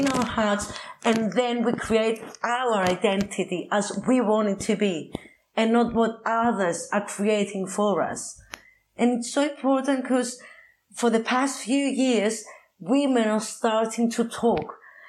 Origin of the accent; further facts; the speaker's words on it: Cyprus; English is a second language; As in growing up in Cyprus, so I understand this because people were saying all the different things about my own body